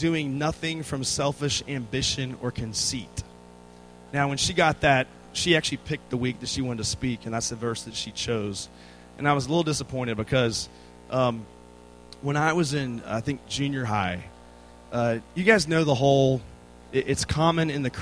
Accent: Virginia, United States; moved away as an adult; now in Texas, United States; I'm from the state

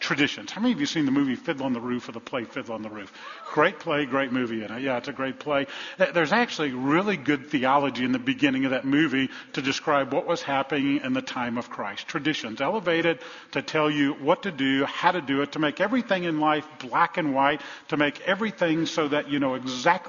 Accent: New Orleans, Louisiana, United States; I grew up in the Deep South, in New Orleans, in the 1960s

